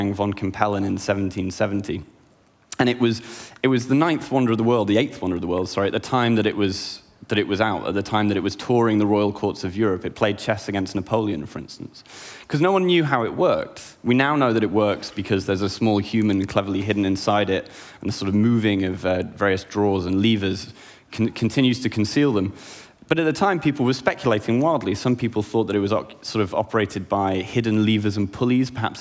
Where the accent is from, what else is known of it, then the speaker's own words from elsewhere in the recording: United Kingdom; I'm a British, an artist, and an academic